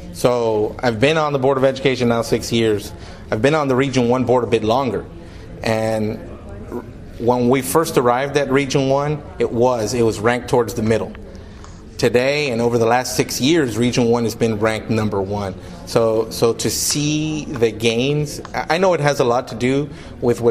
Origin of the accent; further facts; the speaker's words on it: Brownsville, Texas, United States; My hometown, Brownsville, is the poorest city in the nation